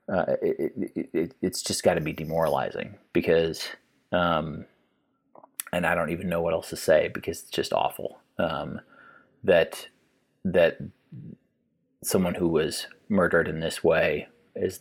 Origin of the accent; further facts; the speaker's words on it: Kansas City, United States; I grew up in the Kansas City area